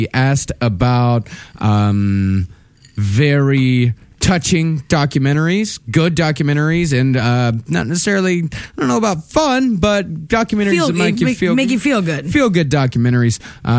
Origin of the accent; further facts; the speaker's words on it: South Africa; now in Toronto, Canada; I now live in Toronto since 2000. Yes, with that goofball embarrassment of a mayor, but I grew up in South Africa.